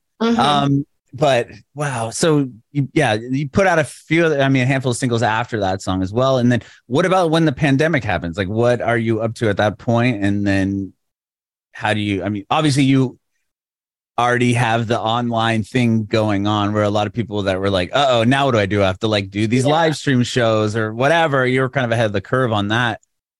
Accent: San Diego, California, United States; moved away as an adult; now in Tennessee, United States; I'm from San Diego, and I moved in the middle of the pandemic to Tennessee.

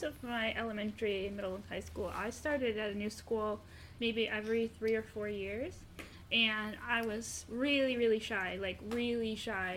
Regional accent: Maryland, United States; I'm from Maryland. I grew up about 45 minutes away from here in Maryland

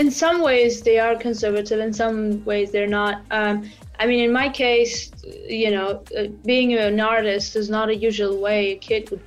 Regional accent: Vanadzor, Lori, Armenia; also born or lived in United States; I am Armenian. I was born in Vanadzor, a small town, um, and I lived my whole life uh, there except for one year, um, which I was an exchange student in the U.S

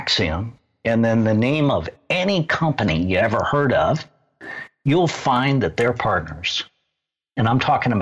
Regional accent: Midwest, United States; I grew up in the Midwest, in the middle of the Bible Belt

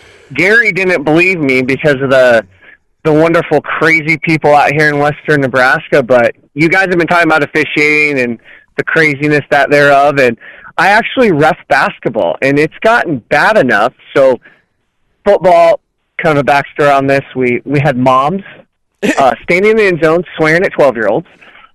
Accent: South Korea; born there; tell I'm Asian. Like, I was born in Korea. You can tell I'm Asian.

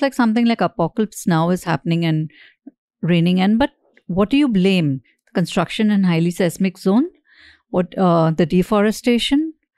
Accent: Mumbai, Maharashtra, India; I grew up in Bombay

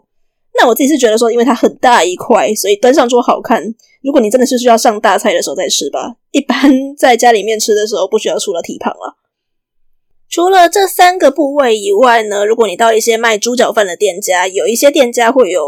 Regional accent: Taiwan; 不过，身为一个台湾人，而且也对这几道料理有一点点小小的认识，我觉得看几个镜头会觉得特别的有趣。

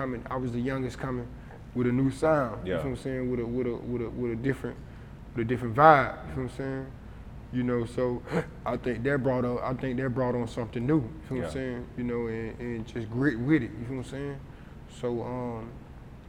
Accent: College Park, Georgia, United States; I'm from the Trey, but I'm from College Park. You know what I'm saying? I'm from College Park.

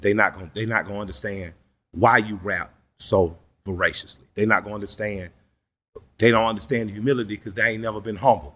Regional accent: Atlanta, Georgia, United States; I'm from the Collier Heights in Adamsville

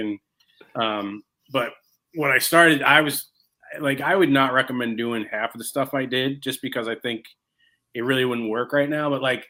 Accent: Seattle, Washington, United States; also born or lived in Colorado / Boston; So I drove from Colorado, I was from Seattle to Colorado, and then Colorado all the way back to, I went to Boston first because I had never lived in Boston.

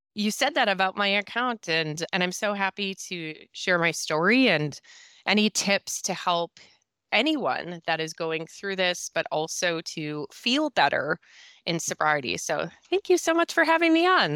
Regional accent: Minnesota, United States; accent: Minnesota; I am a sober coach and mom of two who lives in northern Minnesota, and I, if you can just tell my accent right there, Minnesota, you'll know where I come from

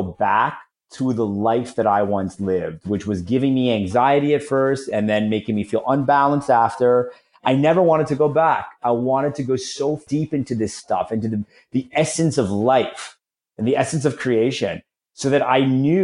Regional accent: Toronto, Ontario, Canada; moved away as an adult; also born or lived in San Francisco / Florida; I just moved back to Toronto, my hometown

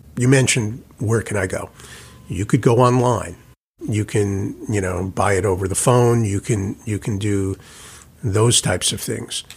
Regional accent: New York, United States; as a New Yorker

